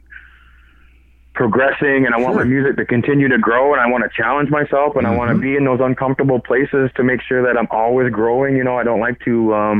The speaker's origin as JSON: {"language": "English", "area": "Six Nations of the Grand River", "region": "Ontario", "country": "Canada", "also_born_or_lived": "Toronto", "said": "I'm Mohawk from Six Nations"}